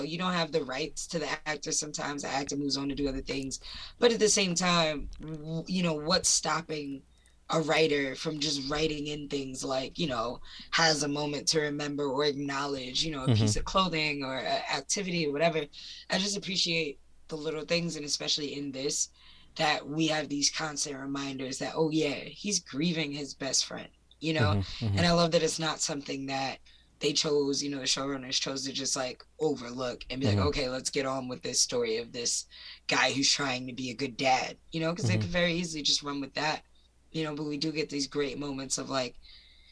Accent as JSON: {"language": "English", "town": "New York City", "region": "New York", "country": "United States", "said": "as a New Yorker"}